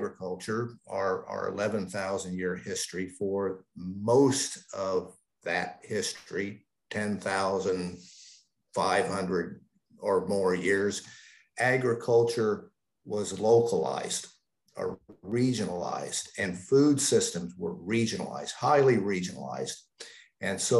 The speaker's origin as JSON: {"language": "English", "region": "the Midwest and the Upper South", "country": "United States", "tie": "born or raised there", "also_born_or_lived": "Upper South", "moved": "yes", "lives_now": "Canada", "said": "I grew up in the Midwest and the Upper South."}